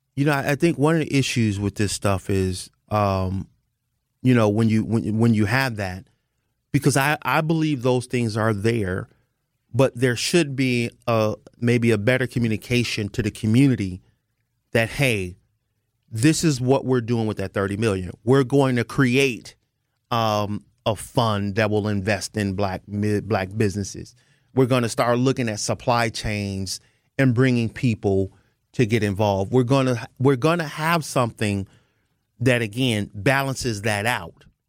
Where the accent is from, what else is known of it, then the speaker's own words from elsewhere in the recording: United States; I'm an American.